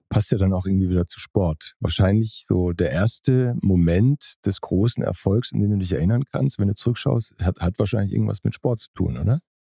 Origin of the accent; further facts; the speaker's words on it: Pforzheim, Baden-Württemberg, Germany; in dem Ort, wo ich groß geworden bin. Also ich komme aus Pforzheim, das ist ein Ort zwischen Stuttgart und Karlsruhe.